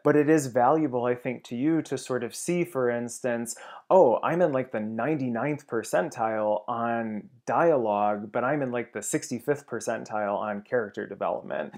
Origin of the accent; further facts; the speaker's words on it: Ohio, United States; moved away as an adult; now in Los Angeles, United States; certainly in Ohio, I had no grasp of what the film industry was